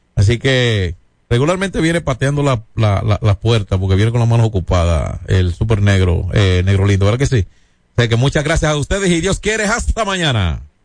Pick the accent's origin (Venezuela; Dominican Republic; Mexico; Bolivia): Dominican Republic; San Francisco de Macorís, Duarte; San Francisco Macorís Macorís, entonces, que es mi pueblo